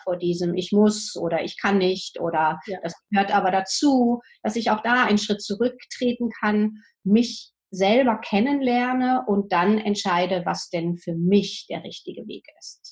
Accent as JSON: {"language": "German", "country": "Germany", "said": "bei uns in Deutschland"}